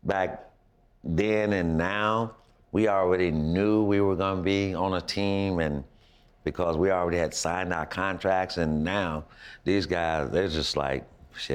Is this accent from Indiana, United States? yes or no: no; Florida, United States; I'm from Florida.